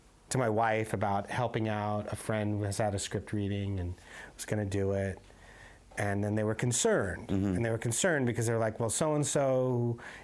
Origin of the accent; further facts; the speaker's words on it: Arizona, United States; I grew up in Arizona.